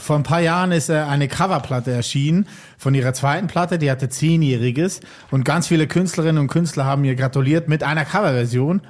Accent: valley neighbouring Buttisholz, Lucerne, Switzerland; Das ist im Nachbartal von wo ich aufgewachsen

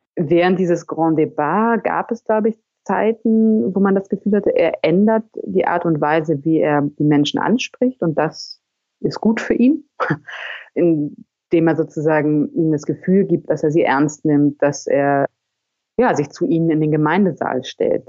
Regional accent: Germany; now in France; Ich lebe ja als Deutsche in Frankreich

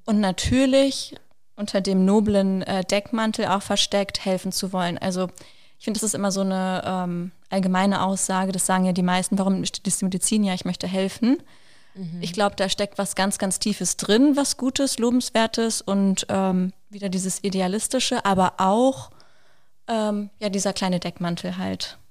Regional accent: Wolfsburg, Lower Saxony, Germany; moved away as an adult; now in Berlin, Germany; ich komme ursprünglich aus Wolfsburg, genau wie Alina

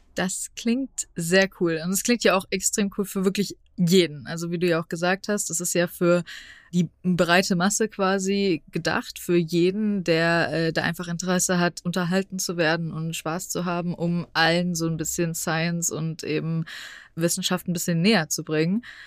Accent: Frankfurt, Hesse, Germany; ich komme aus Frankfurt, das heißt, ich komme auch aus einer Großstadt

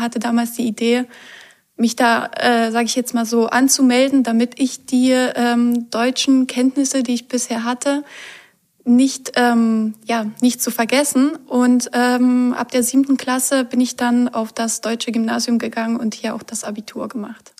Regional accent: Poland; moved away as an adult; now in Germany; ich bin in Polen aufgewachsen

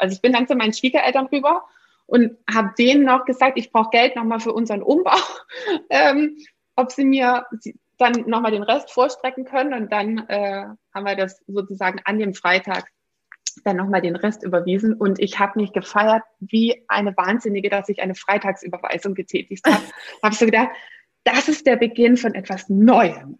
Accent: Swabia, Germany; bin ich ja noch gebürtige Schwäbin

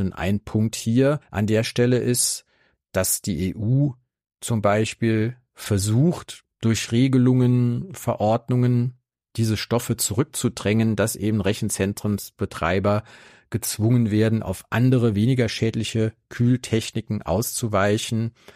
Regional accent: Saarland, Germany; meinem Heimatbundesland Saarland

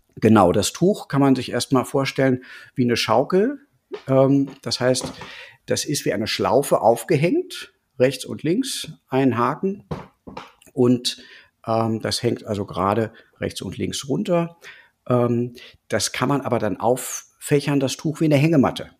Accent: Berlin, Germany; Ich bin aus Berlin und unterrichte ja seit 20 Jahren normales Yoga

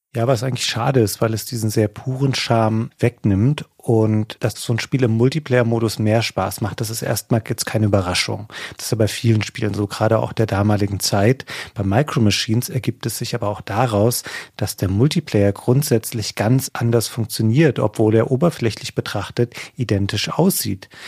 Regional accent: near Bad Hersfeld, Hesse, Germany; in Bad Hersfeld, das ist so die nächstgrößere Stadt, von dort aus, wo ich herkomme

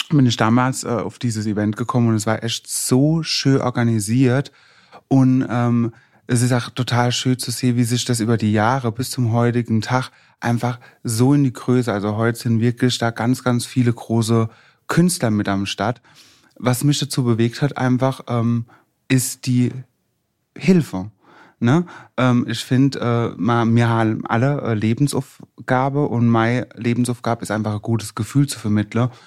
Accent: Worms, Rhineland-Palatinate, Germany; Ich bin in meiner Heimat in Worms und freue mich mega, heute hier zu sein

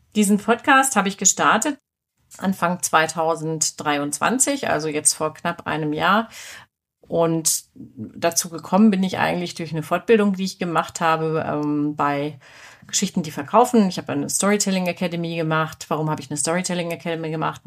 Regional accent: Hanover, Lower Saxony, Germany; also born or lived in Nuremberg; now in Munich, Germany; Ich komme aus Hannover

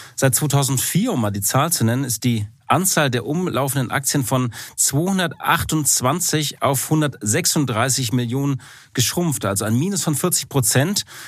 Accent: Hamburg, Germany; mein Herz als Hamburger

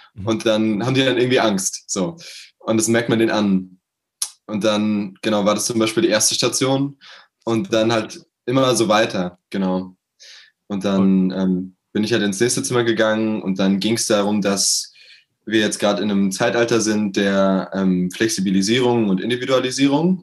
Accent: Berlin, Germany; Ich komme aus Berlin, äh, bin 21 Jahre alt

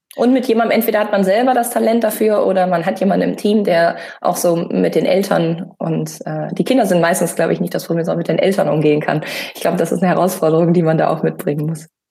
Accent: Münsterland, North Rhine-Westphalia, Germany; ich bin im Münsterland groß geworden

